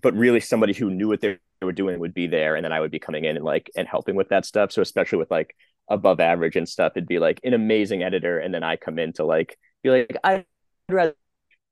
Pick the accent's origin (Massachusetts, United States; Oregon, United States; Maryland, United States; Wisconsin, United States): Massachusetts, United States; Boston; moved away; I'm from Boston, Massachusetts